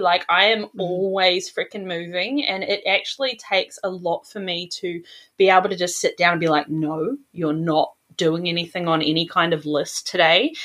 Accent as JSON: {"language": "English", "country": "New Zealand", "moved": "yes", "lives_now": "Sydney, Australia", "said": "So I'm originally from New Zealand, but I'm living in Sydney, Australia now"}